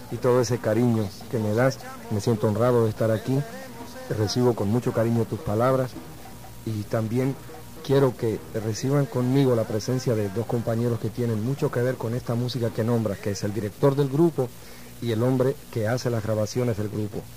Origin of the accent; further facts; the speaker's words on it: Uruguay; also born or lived in Italy; soy emigrante. O sea, nací en Italia en 1940 Terminada la guerra, mis padres buscaron nuevos caminos en Hispanoamérica y llegaron a Uruguay. Allí me crié. Puedo decir que mi segunda patria es Uruguay, definitivamente.